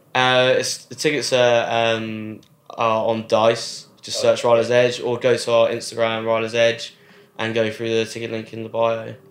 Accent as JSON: {"language": "English", "town": "Wokingham", "region": "South East England", "country": "United Kingdom", "tie": "born or raised there", "said": "growing up in Wokingham"}